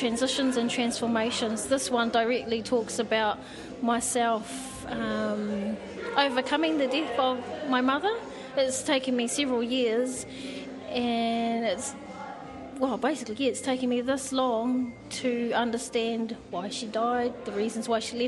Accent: Gisborne, New Zealand; also born or lived in Tawa, Wellington; now in Wellington, New Zealand; Home is in, well, we live in Tawa. We're actually from Gisborne, so where we live in Tama, Wellington.

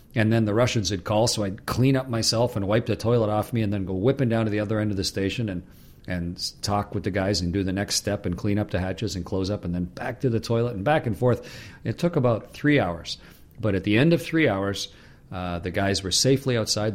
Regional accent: Canada; I'm a Canadian

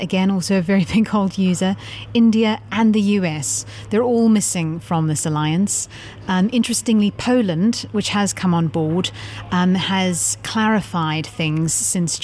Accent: South Africa; my home country, South Africa

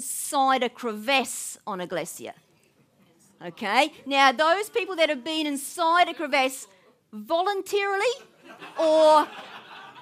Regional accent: Waimate, Canterbury, New Zealand; growing up in Waimate

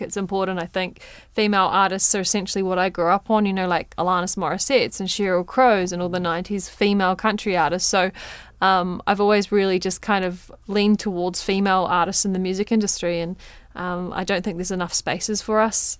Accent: Waimate, Canterbury, New Zealand; moved away; my hometown of Waimate

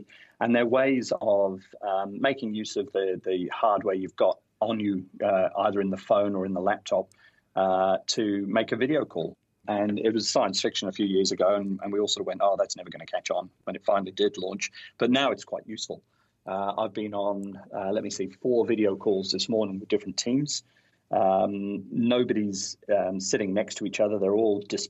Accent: North Wales, United Kingdom; now in New Zealand; I grew up in North Wales, and we'd sing at the drop of a hat

